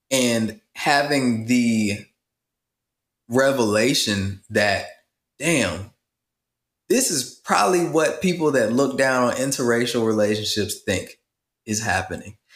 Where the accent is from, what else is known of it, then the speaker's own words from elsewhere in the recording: Midwest, United States; also born or lived in South; I am from uh, rural America. I'm from the Midwest and the South, and I grew up partially on a farm